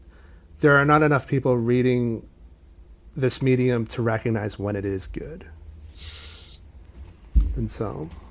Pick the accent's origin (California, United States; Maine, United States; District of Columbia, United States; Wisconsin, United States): Maine, United States; Portland; born or raised there; now in New York, United States